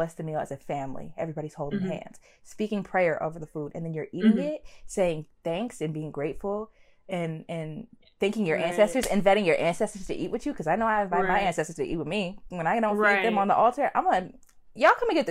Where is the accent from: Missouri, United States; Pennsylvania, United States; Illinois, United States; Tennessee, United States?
Illinois, United States; Chicago; I'm from Chicago.